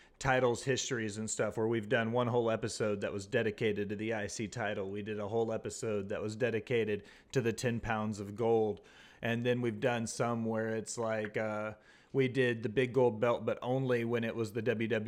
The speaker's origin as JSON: {"language": "English", "town": "Nashville", "region": "Tennessee", "country": "United States", "said": "I'm also from Nashville"}